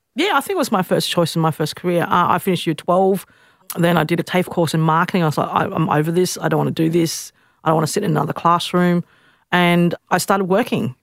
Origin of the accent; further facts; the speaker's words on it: Australia; I grew up in West End